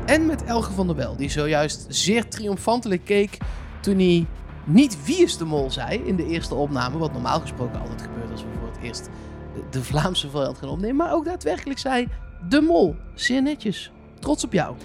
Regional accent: Eindhoven, North Brabant, Netherlands; Ik kom zelf uit Eindhoven.

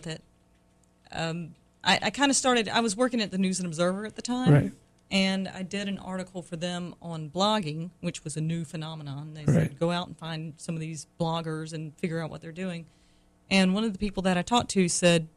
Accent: North Carolina, United States; now in Raleigh, United States; I'm from North Carolina.

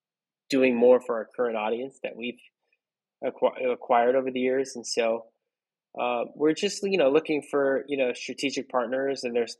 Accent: Philippines; I'm not as young as I look. I'm Filipino

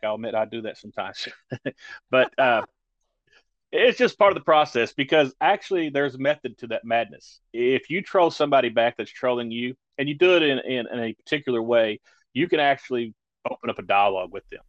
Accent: rural Kentucky, United States; I actually minister in a community not far from my hometown

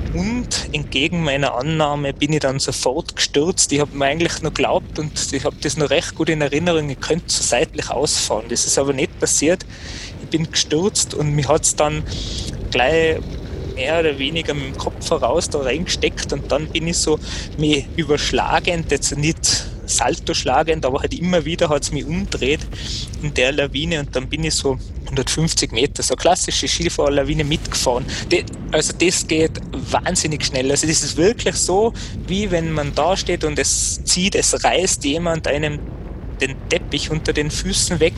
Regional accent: Kitzbühel, Tyrol, Austria; ich komme ja aus Kitzbühel

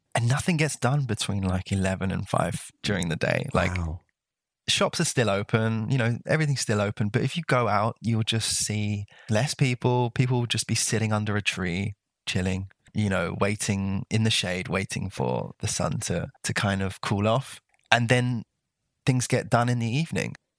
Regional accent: London, United Kingdom; moved away as an adult; also born or lived in Costa Rica; now in Brittany, France; I grew up in London I really don't know what it's like outside of London

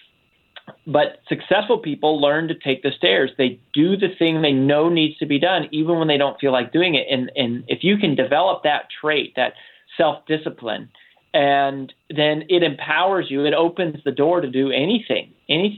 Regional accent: Boulder, Colorado, United States; I grew up in Boulder, Colorado, and then lived in trailer parks and apartments all around sort of Boulder

